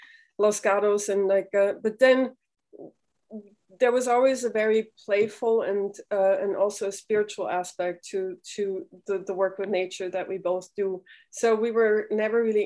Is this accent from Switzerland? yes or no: yes; Switzerland; moved away; also born or lived in New York; I grew up in Switzerland, and my parents were naturopaths